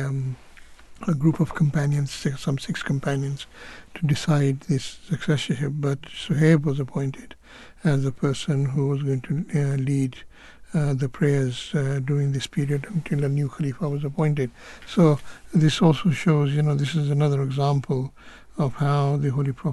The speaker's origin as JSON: {"language": "English", "country": "Kenya", "tie": "born or raised there", "said": "I grew up, I was born in Kenya"}